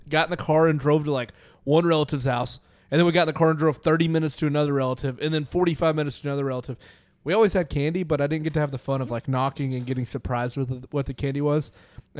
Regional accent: Central City, Arkansas, United States; I grew up in Central City

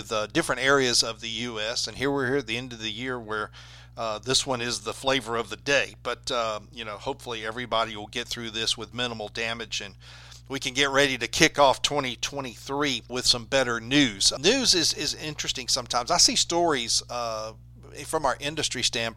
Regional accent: Alabama, United States; growing up in Alabama

